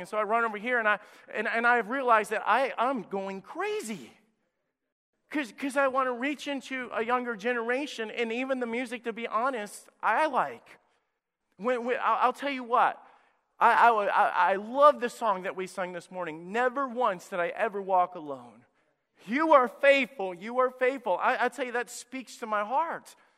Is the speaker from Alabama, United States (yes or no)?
yes; Priceville, Alabama, United States; moved away; My home church that I was in, Anchor Baptist Church in Priceville, Alabama, went from running over three hundred when I was a teenager and a young person there